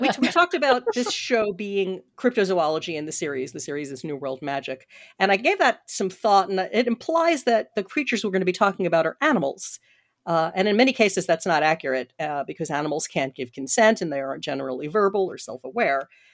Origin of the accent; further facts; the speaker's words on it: Washington, District of Columbia, United States; I said it in Washington, D C, because I love my hometown